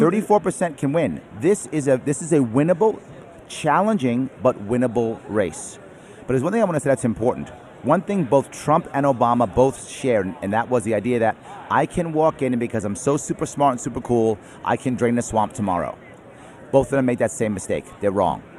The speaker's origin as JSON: {"language": "English", "town": "New York City", "region": "New York", "country": "United States", "tie": "born or raised there", "said": "I'm a New Yorker, born and raised in New York City"}